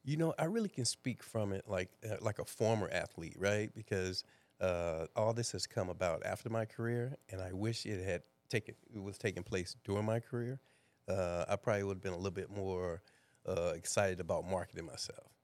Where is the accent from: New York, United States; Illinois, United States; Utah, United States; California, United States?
Illinois, United States; East St. Louis; moved away; born and raised in East St. Louis, Illinois